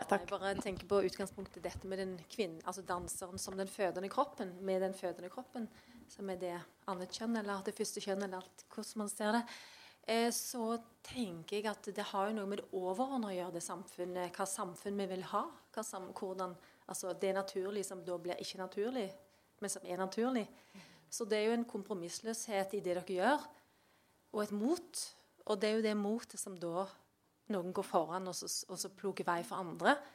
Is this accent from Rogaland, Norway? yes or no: no; Valdres, Innlandet, Norway; jeg er fra Valdres.